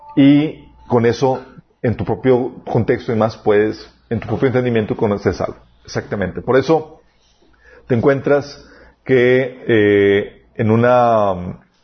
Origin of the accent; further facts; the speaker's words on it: Mexico; somos los mexicanos